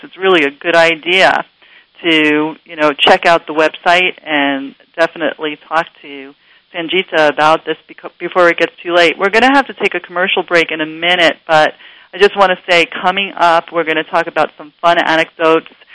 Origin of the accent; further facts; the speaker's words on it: New York City, New York, United States; moved away; I grew up in New York City, Queens, New York